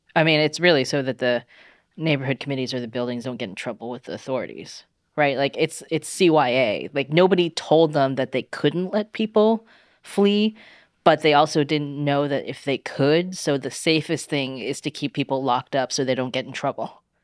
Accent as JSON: {"language": "English", "country": "China", "tie": "born or raised there", "moved": "yes", "said": "I was growing up in China"}